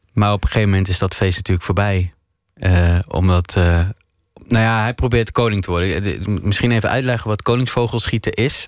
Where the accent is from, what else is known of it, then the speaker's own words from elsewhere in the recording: Maastricht, Limburg, Netherlands; moved away as an adult; also born or lived in Geleen; now in Amsterdam, Netherlands; Maar ik ben geboren in Geleen en opgegroeid in Maastricht. En op mijn 21ste naar Amsterdam verhuisd.